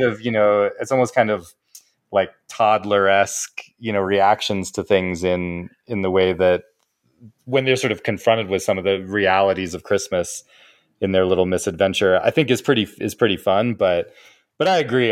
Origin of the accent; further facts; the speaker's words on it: Denver, Colorado, United States; now in Canada; I'm back home from Canada, I'm back in Denver, and I'm with my family